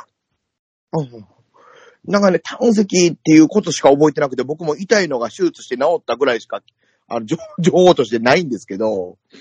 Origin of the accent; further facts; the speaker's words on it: Kansai, Japan; accent: Kansai-ben; 僕、まあまあ関西弁